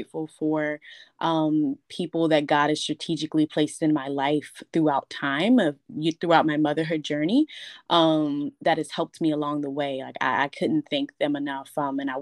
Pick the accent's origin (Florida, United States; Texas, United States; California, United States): Florida, United States; Miami; I was born and raised in Miami. I've been here my entire life.